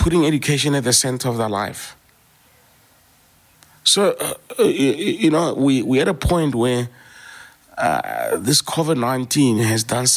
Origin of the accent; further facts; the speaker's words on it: South Africa; being South African